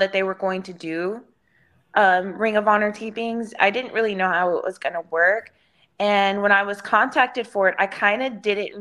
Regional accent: Houston, Texas, United States; downtown Houston, which is in my hometown

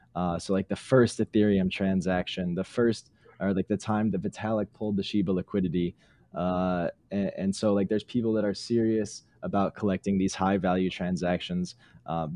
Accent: Detroit, Michigan, United States; I'm from Detroit, just outside of Detroit

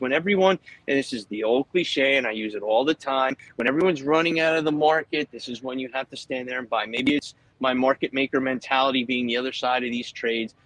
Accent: Philadelphia, Pennsylvania, United States; moved away as an adult; now in New Jersey, United States; when I grew up in Philadelphia

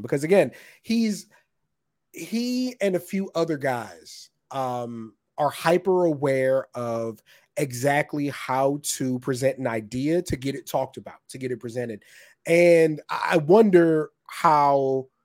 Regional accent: Texas, United States; I'm from Texas

